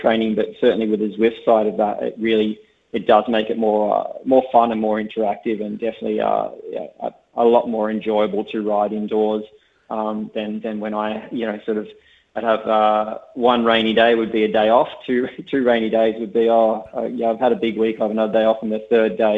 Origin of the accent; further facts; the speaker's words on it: Tasmania, Australia; I'm from Tasmania, so I'm from a similar little island